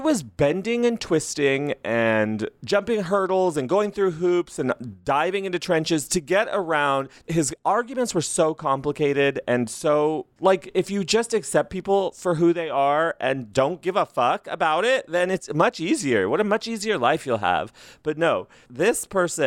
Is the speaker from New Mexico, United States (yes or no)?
yes; Las Cruces, New Mexico, United States; moved away as an adult; now in Los Angeles, United States; where I grew up in Las Cruces, New Mexico, where I'd come from